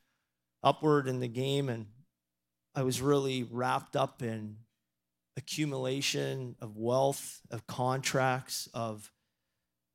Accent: Toronto, Ontario, Canada; moved away as an adult; also born or lived in Maine, United States; now in Erie, United States; I was really fortunate enough to grow up in Toronto

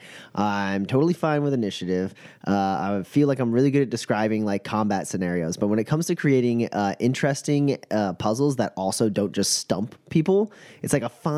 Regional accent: Kansas, United States; I'm a dude from Kansas

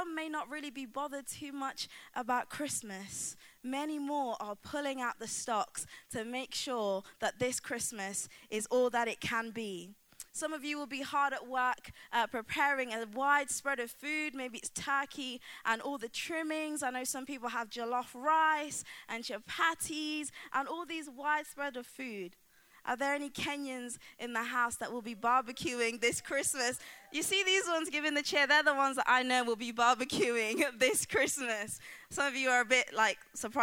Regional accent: Coalville, East Midlands, United Kingdom; a tree in my hometown, Colville

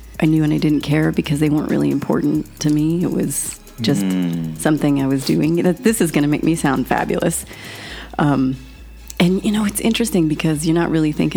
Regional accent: Sacramento, California, United States; I'm from Sacramento, California

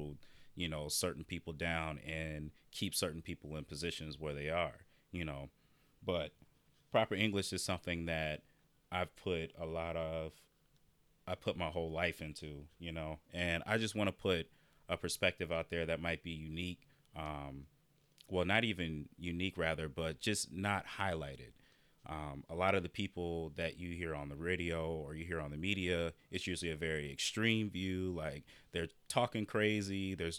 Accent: Iowa, United States; growing up in Iowa, I'm used to being the only black person in the room, the only black person in the classroom.

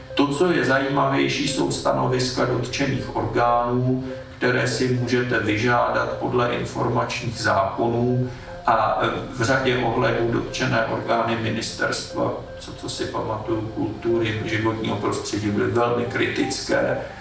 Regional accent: Prague, Czechia; jsem z Klánovic

